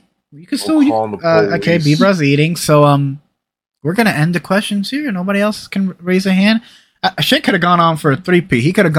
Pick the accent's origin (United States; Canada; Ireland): United States; New York City, New York; I'm from the Bronx, bro.